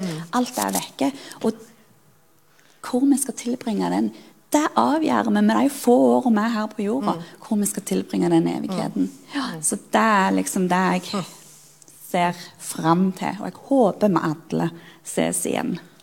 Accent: Sirevåg, Rogaland, Norway; moved away as an adult; Jeg er jo født og oppvokst i Sirevåg på Jæren

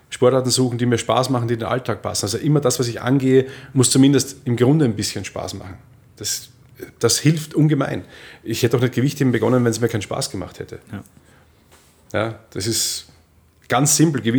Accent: Austria; ich war allein als Österreicher da unten, man mochte mich nicht unbedingt sonderlich irgendwie

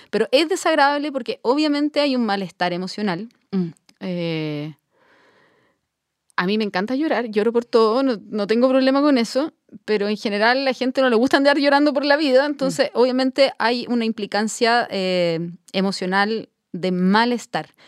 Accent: Chile; como chilenos

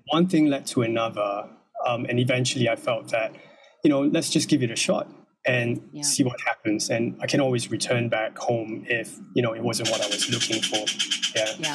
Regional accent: Singapore; moved away as an adult; now in Mexico; So I'm originally from Singapore. And in 2021, my wife and I just packed our bags, quit our job and left Singapore for Mexico.

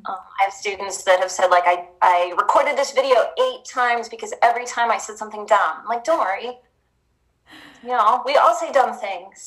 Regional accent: Tacoma, Washington, United States; also born or lived in Iowa State; now in Oregon, United States; I'm from Tacoma.

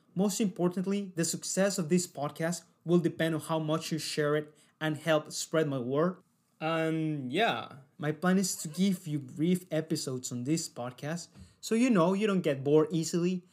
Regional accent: Cali, Valle del Cauca, Colombia; moved away as an adult; now in Sydney, Australia; I decided to go out of my hometown

